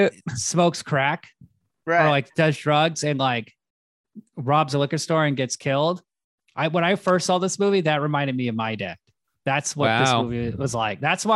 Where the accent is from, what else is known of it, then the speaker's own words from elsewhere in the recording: San Francisco, California, United States; My brother and my older sister, we grew up in San Francisco.